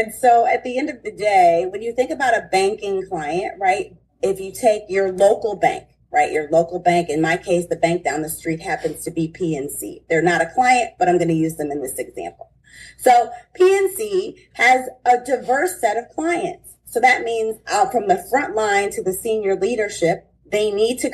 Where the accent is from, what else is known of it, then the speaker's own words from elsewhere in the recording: Detroit, Michigan, United States; I'm from Detroit